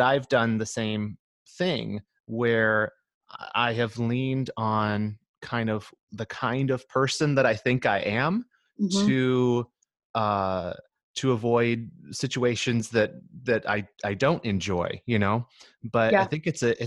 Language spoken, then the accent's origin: English; Michigan, United States; now in Southern California, United States; We're from Michigan originally, and we're living in Southern California now